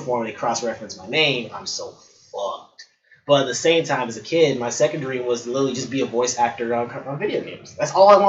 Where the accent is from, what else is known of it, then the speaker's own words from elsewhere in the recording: Chicago, Illinois, United States; I'm from Chi-Town all day